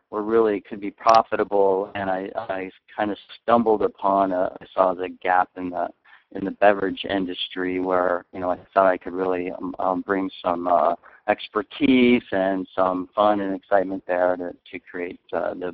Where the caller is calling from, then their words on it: Arcadia, California, United States; I am actually in uh, Arcadia, California, just outside of uh, Pasadena.